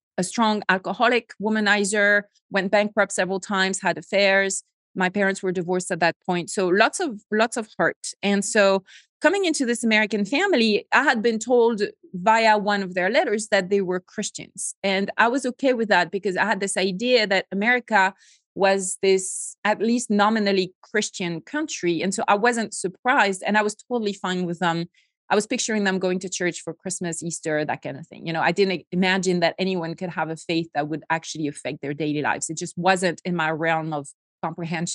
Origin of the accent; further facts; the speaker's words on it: Bordeaux region of France, Nouvelle-Aquitaine, France; accent: French; English is a second language; moved away as an adult; I grew up in a very typical middle-class French family